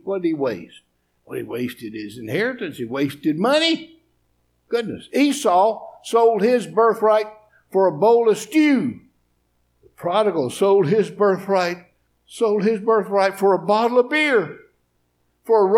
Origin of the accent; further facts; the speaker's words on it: East Tennessee, United States; I'm from East Tennessee. I'm a hillbilly.